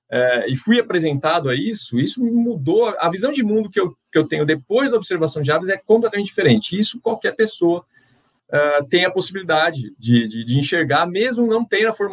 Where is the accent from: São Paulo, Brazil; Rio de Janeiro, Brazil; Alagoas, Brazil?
São Paulo, Brazil; É, eu sou nascido e crescido em São Paulo, capital, é, e lá lá não tinha muito contato com aves até então, né?